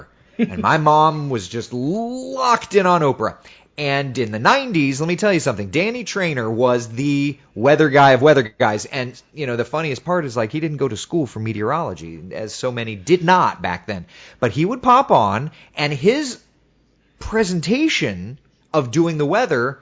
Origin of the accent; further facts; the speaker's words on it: Central Florida, United States; I grew up in Central Florida